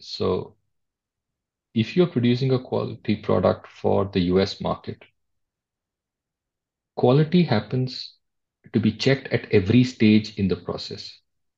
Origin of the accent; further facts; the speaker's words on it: India; And as an Indian, at the time you lived in India, you will remember things that were labeled export quality.